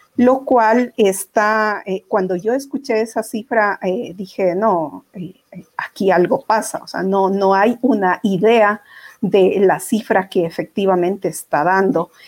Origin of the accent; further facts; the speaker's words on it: Ecuador; como ecuatorianos